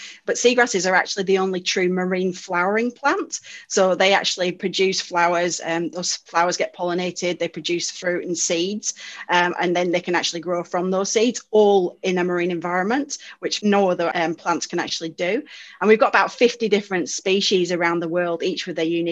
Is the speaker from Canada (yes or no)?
no; United Kingdom; moved away as an adult; now in Australia; it's difficult to tell from my accent, but I'm actually from the UK